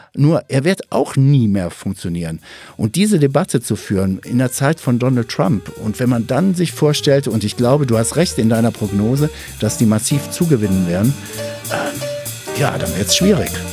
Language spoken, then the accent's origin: German; Ruhr area, North Rhine-Westphalia, Germany; moved away; komme ich ja auch ursprünglich aus dem Ruhrgebiet